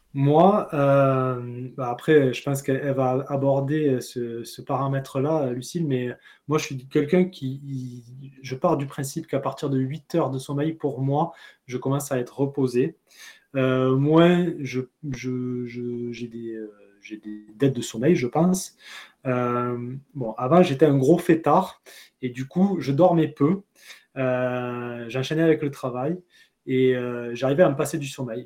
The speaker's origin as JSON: {"language": "French", "town": "Pompignan", "region": "Occitania", "country": "France", "moved": "as an adult", "lives_now": "Guadeloupe, France", "said": "je suis originaire du Gard, un petit village qui s'appelle Pompignan"}